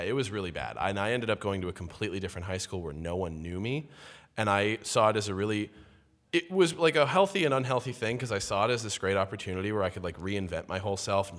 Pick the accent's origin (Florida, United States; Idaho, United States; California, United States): California, United States; Walnut Creek; moved away as an adult; now in New York, United States; I am from the Bay Area, uh, from a place called Walnut Creek, California